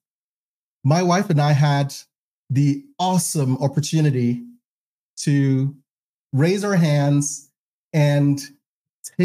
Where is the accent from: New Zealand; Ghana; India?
Ghana; moved away as an adult; also born or lived in Provo, Utah, United States; now in United States; I was born and raised in Ghana